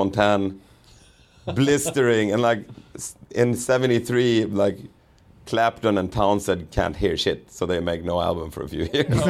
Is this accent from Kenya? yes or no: no; Sweden; growing up in Sweden, like we talked about it, sort of leaning towards socialism